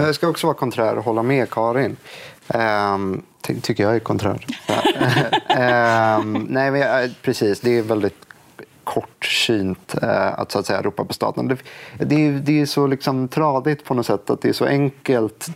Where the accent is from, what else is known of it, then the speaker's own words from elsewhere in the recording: Stockholm, Stockholm County, Sweden; jag är från Stockholm